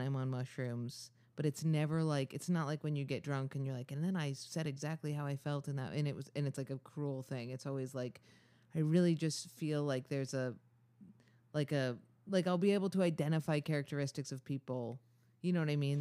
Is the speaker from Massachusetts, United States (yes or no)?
no; Ithaca, New York, United States; I'm from Ithaca, New York.